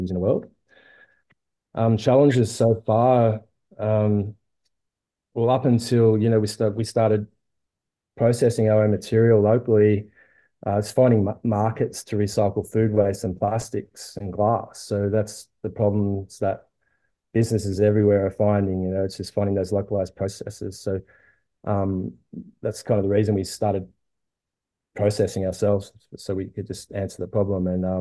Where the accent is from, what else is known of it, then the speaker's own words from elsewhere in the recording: Byron Bay, New South Wales, Australia; I grew up in Byron Bay in Byron Shire